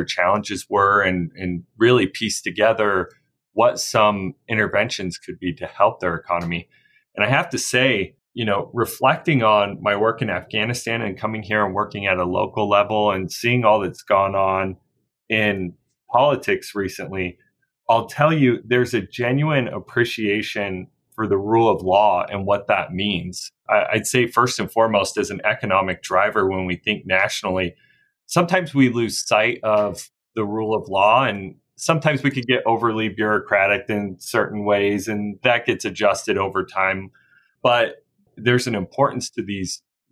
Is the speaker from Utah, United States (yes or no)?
yes; Brigham City, Utah, United States; now in Salt Lake City, United States; I grew up about an hour north in Brigham City